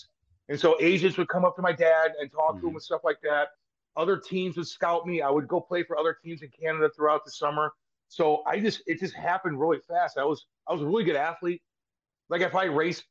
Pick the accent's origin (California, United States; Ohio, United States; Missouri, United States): Missouri, United States; Eureka; also born or lived in Windsor, Ontario; I grew up in Eureka, Missouri, which is about 7 miles directly south of here